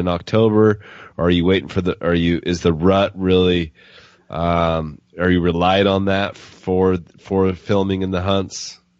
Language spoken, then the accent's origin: English; West Coast, United States; we're from the West Coast